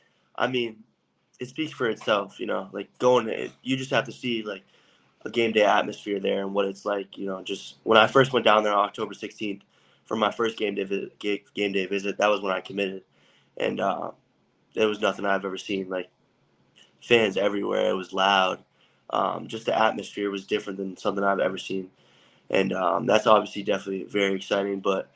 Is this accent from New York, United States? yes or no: no; Paxton, Massachusetts, United States; I'm from Paxton, Mass.